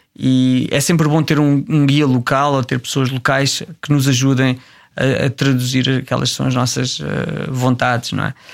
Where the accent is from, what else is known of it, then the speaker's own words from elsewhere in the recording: Tramagal, Centro, Portugal; moved away as an adult; also born or lived in Jordan / Angola / Mongolia; aqueles que eram da minha terra, que eram de Tramagal